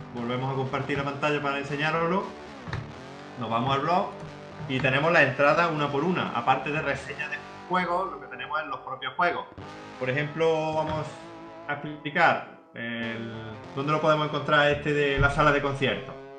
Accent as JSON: {"language": "Spanish", "town": "La Carlota", "region": "Andalusia", "country": "Spain", "said": "aquí en mi pueblo, en La Carlota"}